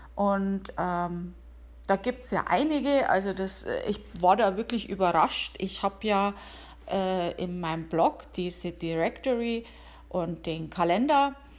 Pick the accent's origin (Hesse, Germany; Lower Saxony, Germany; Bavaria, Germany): Bavaria, Germany; now in United States; ich komme aus Bayern